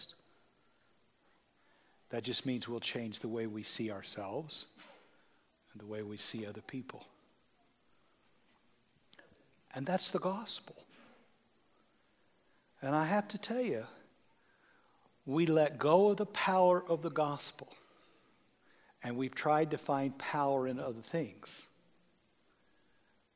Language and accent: English; United States; I'm an American